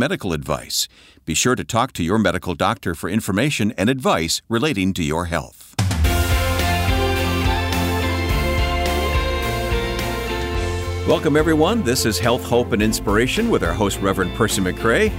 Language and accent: English; Flint, Michigan, United States; my hometown, where I was born, Flint, Michigan.